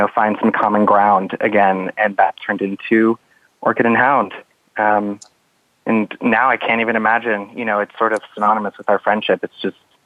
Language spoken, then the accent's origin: English; Los Angeles area, California, United States; I remember taking the Metrolink, which is a train here